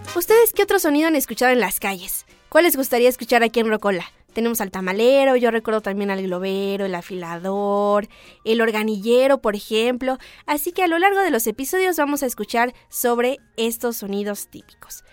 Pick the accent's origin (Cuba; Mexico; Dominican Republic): Mexico; somos mexicanos